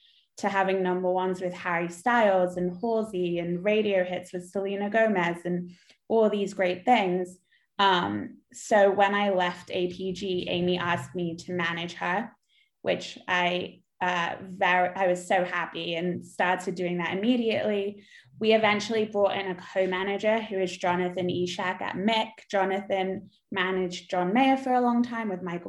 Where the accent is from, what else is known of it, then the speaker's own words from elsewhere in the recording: London, United Kingdom; now in Los Angeles, United States; which it was my hometown